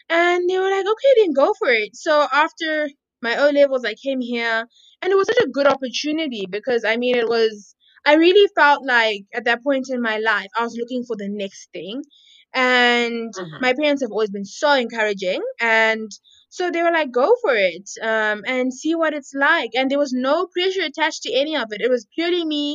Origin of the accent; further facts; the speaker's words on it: Harare, Zimbabwe; I am Zimbabwean, as you said. Born and raised in Harare.